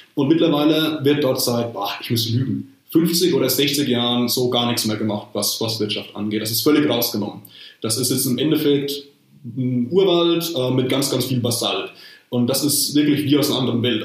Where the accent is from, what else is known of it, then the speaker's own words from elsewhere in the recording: Rhön, Bavaria, Germany; in meinem Heimatort